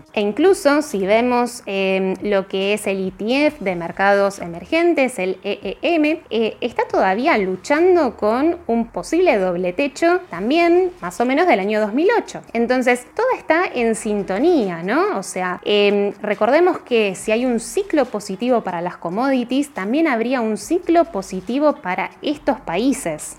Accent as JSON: {"language": "Spanish", "country": "Argentina", "said": "como argentinos"}